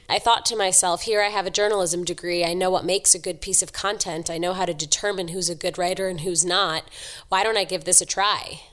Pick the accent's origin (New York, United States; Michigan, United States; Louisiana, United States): New York, United States; New York City; I grew up in Manhattan, so I'm born and raised